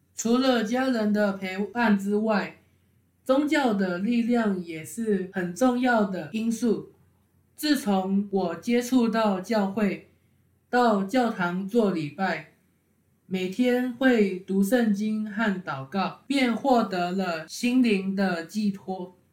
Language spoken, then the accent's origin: Chinese; Kaohsiung, Taiwan; now in Taipei, Taiwan; 我是高雄人，我在台北初生，小学五年级时，跟着爸爸妈妈和妹妹回高雄住。